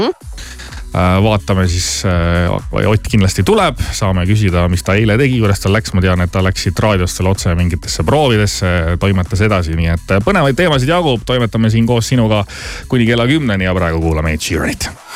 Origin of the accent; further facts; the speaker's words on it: Southern Estonia, Estonia; ma olen ise Lõuna-Eestist pärit